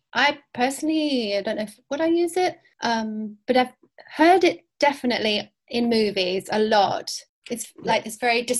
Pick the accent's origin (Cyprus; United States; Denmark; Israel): Cyprus; born there; Okay, I was born in Cyprus. Did I mention that? That's when I had my first cats, anyway.